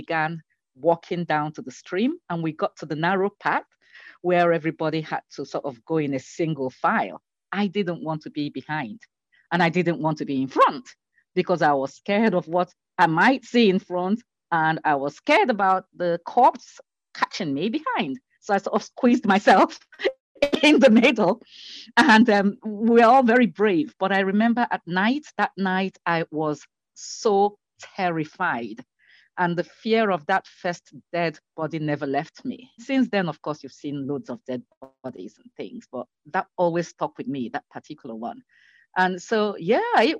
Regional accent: Nigeria; I grew up in Nigeria

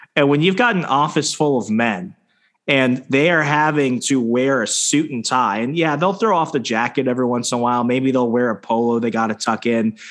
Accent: Arizona, United States; also born or lived in Virginia; now in Wisconsin, United States; I'm from Arizona

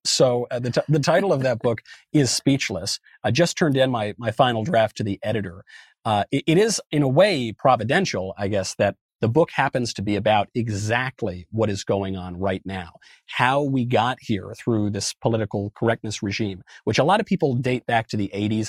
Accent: Westchester County, New York, United States; moved away; also born or lived in Los Angeles; I grew up in New York. I grew up in a very liberal county, Westchester County, in a very liberal state, New York

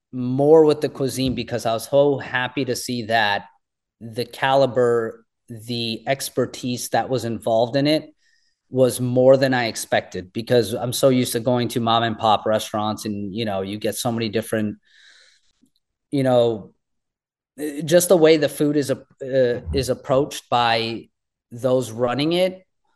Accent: India; this is who I am. I'm Indian.

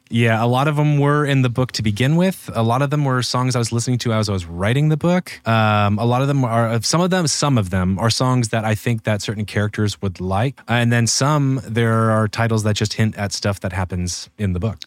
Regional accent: Spokane, Washington, United States; moved away; also born or lived in Seattle / Los Angeles; I, like, lived in Seattle for a fuse, then lived in, then grew up in Spokane, which is, like, uh, two hundred and eighty miles east on, uh, on the other side of Washington State

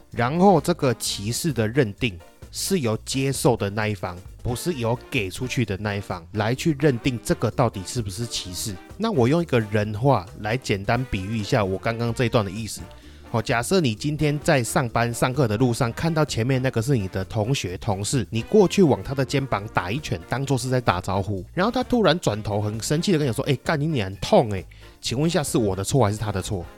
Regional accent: Taiwan; 笑我们这些台湾人

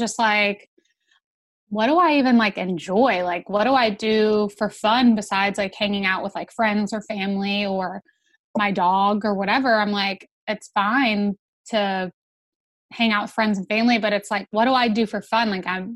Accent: Georgia, United States; I grew up in Georgia, so born and raised, been here my whole life

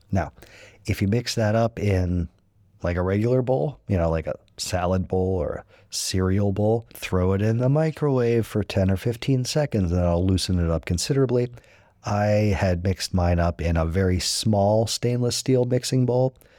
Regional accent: United States

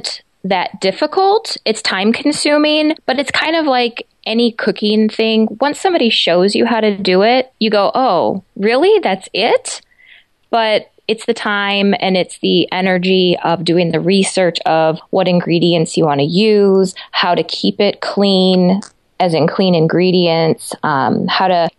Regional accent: Chicago, Illinois, United States; moved away as an adult; also born or lived in Europe; now in Southwest Michigan, United States; I grew up in the Chicago suburbs

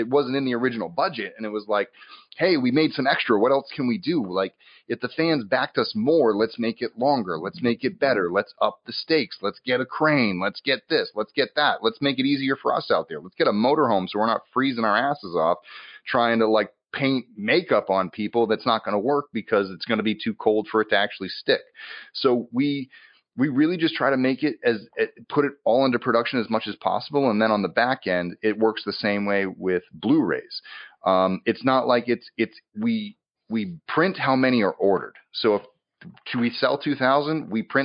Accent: Massachusetts, United States; now in Los Angeles, United States; I'm from Massachusetts. I mostly spent most of my time in New England when I was there. I moved out to LA.

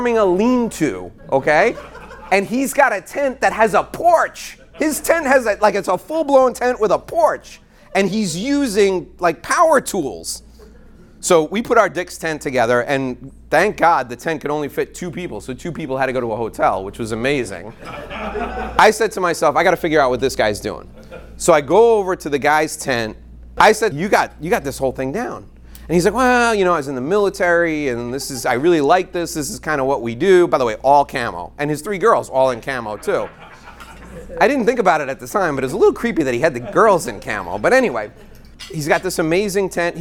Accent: New York, United States; I'm from New York

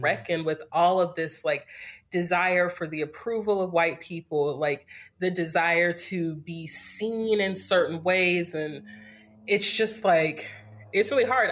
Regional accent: Greensboro, North Carolina, United States; moved away as an adult; also born or lived in Winston-Salem, North Carolina / Durham, North Carolina; now in California, United States; I'm from North Carolina, born and raised in Greensboro

